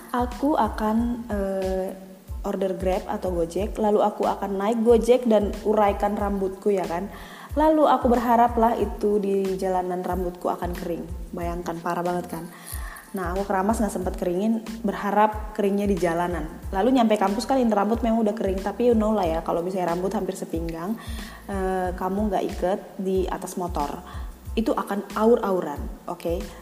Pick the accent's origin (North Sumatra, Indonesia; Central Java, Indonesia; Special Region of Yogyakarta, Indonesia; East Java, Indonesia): North Sumatra, Indonesia; Medan; now in Jakarta, Indonesia; selama aku di Jakarta kali ya jadi aku dari Medan